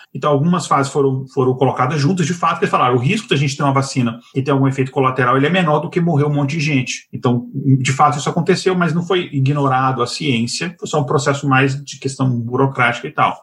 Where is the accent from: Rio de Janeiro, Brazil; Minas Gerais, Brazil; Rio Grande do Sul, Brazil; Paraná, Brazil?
Minas Gerais, Brazil; eu, como mineiro